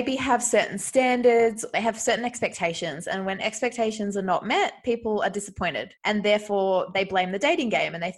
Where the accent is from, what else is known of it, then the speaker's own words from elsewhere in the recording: Australia; moved away as an adult; now in Spain; I'm originally from Australia, but I've been living in Spain since last year.